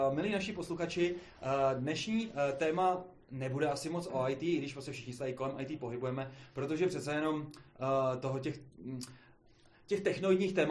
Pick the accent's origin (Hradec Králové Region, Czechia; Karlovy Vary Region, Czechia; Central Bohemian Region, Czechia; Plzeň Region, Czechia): Hradec Králové Region, Czechia; Hradec Králové; jsem z Hradce Králový